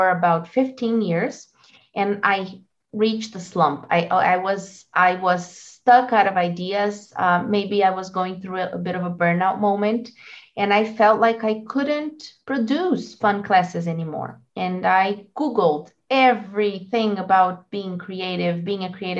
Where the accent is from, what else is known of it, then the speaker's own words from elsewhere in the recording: Brazil; English is a second language; also born or lived in United States; I'm from Brazil